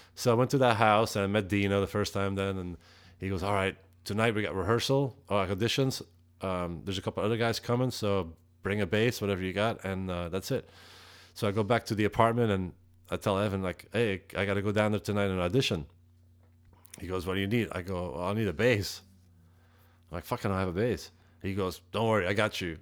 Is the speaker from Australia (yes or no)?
no; Antwerp, Flanders, Belgium; English is a second language; now in United States; I'm from Antwerp.